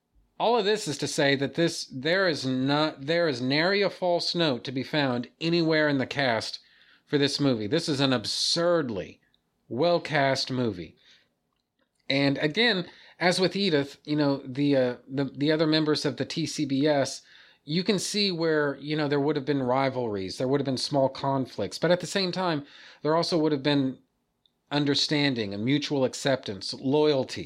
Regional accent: United States; I'm American and we speak English here

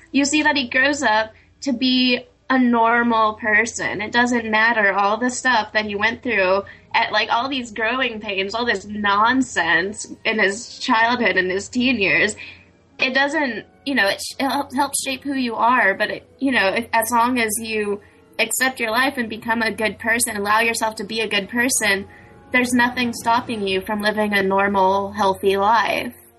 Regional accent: California, United States; I'm all California

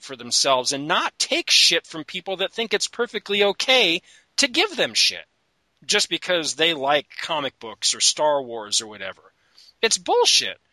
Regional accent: Canada; moved away; I grew up in the Great White North

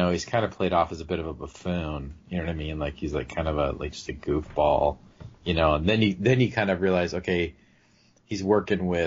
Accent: southern Arizona, United States; I grew up like in a little town, like just north of the border in southern Arizona

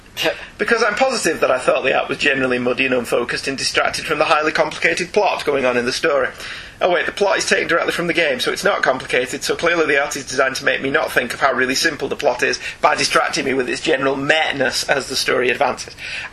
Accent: New Jersey, United States; moved away; I'm actually from New Jersey, so I'm a Northman myself. I moved away before I developed the Jersey accent.

